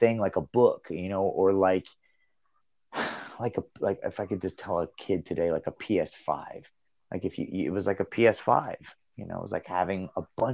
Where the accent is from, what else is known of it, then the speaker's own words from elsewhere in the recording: Ohio, United States; also born or lived in Finland; I grew up first in Ohio. That's where we first moved